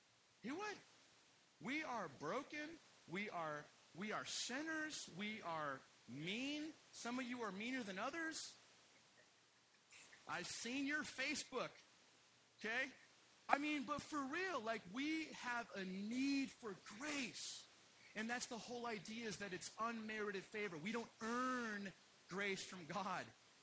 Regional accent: Utah, United States; So yeah, so I'm from Utah, and I just discovered my dad's suicide a few years ago.

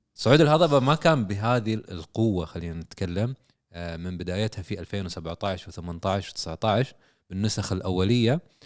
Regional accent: Saudi Arabia; عندنا في السعوديه

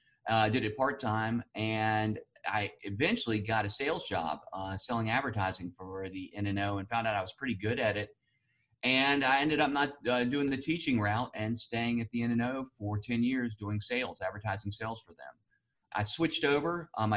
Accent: Burlington, North Carolina, United States; born there; also born or lived in Winston-Salem / New York City / Fort Lauderdale; So we moved around quite a bit. First around the state. I was born in Burlington, but we moved over to Winston-Salem.

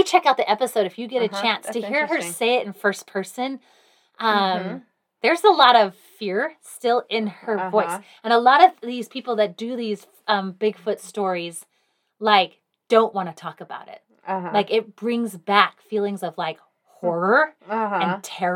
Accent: England, United Kingdom; I am English

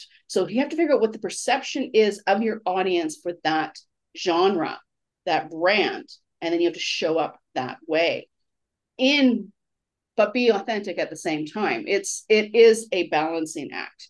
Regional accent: Canada; as a Canadian

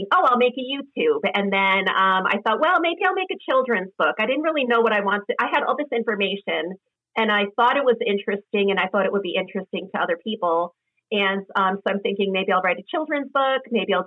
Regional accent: East Coast, United States; I grew up in a city. I grew up on the East Coast

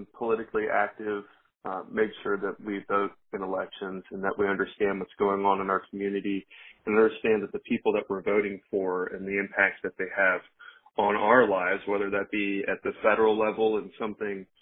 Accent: Roanoke, Virginia, United States; I'm from Roanoke, Virginia. I was born here, and I've spent pretty much my entire life here.

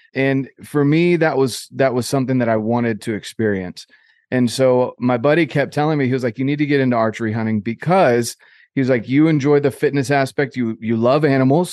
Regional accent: North Carolina, United States; I grew up in North Carolina, so on the East Coast of the U S

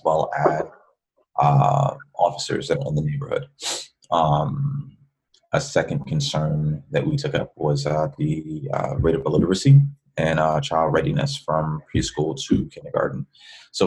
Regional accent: New York City, New York, United States; moved away as an adult; also born or lived in Ohio; now in Texas, United States; I'm originally a New Yorker. I grew up in the Bronx.

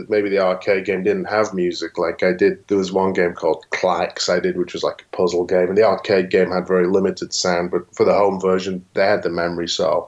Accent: England, United Kingdom; moved away; where I lived in England at the time

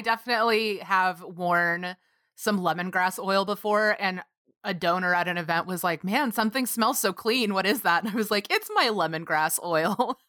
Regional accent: Texas, United States; I grew up calling cedar in Texas

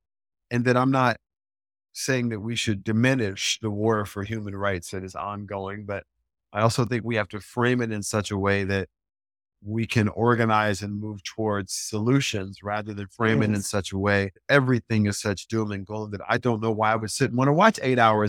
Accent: Deep South, United States; I'm from the Deep South, right?

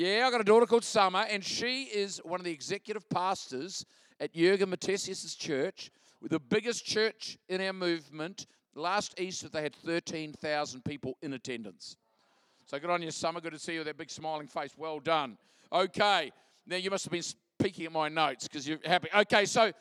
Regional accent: Christchurch, Canterbury, New Zealand; I'm from Christchurch, New Zealand

